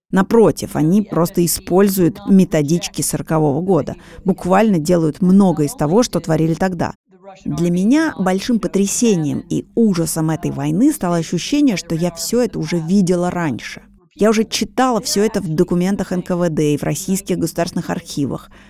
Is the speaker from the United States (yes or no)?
yes; United States; moved away; also born or lived in Poland; Я ведь американка, которая провела значительную часть своей жизни в Польше.